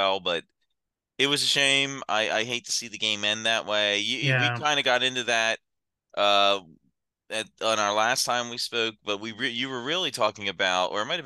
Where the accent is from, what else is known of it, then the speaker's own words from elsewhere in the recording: Philadelphia, Pennsylvania, United States; I'm from Philly